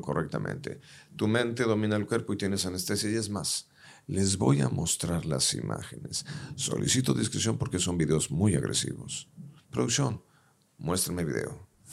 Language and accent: Spanish; Mexico; Los mexicanos tenemos todo para ser dueños del planeta